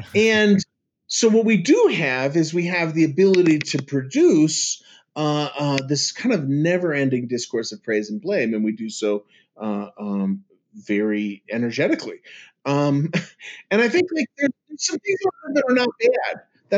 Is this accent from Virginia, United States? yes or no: no; New York, United States; I'm from the East. Okay? I'm